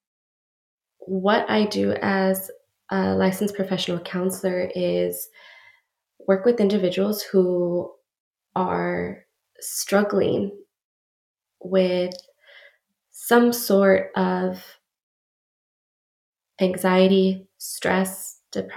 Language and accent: English; El Paso, Texas, United States; moved away as an adult; now in San Antonio, United States; I am originally from El Paso, Texas, and recently relocated out here to San Antonio